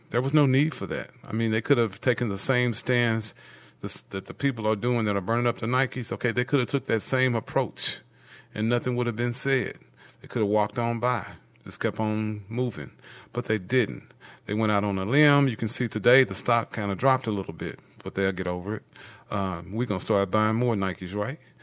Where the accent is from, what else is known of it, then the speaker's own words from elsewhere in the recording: Dallas, Texas, United States; I grew up in Oak Cliff